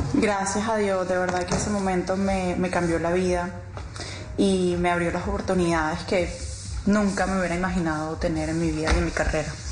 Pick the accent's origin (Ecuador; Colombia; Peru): Colombia; somos los colombianos